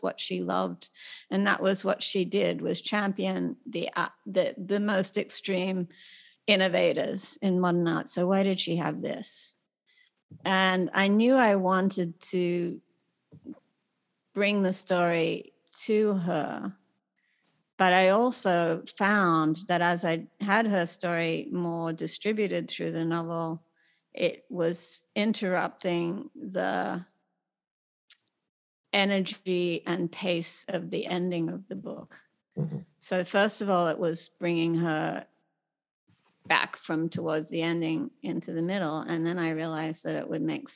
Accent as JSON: {"language": "English", "country": "Australia", "moved": "yes", "lives_now": "United States", "said": "myself as a Australian, you know, nerdy girl who comes to America"}